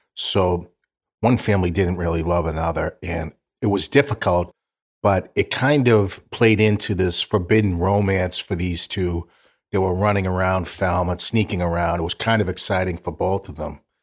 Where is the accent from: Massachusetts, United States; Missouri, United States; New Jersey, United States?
Massachusetts, United States; Boston; I'm from South Boston